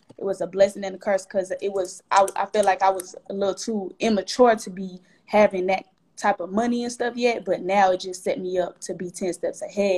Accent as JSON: {"language": "English", "town": "Atlanta", "region": "Georgia", "country": "United States", "tie": "born or raised there"}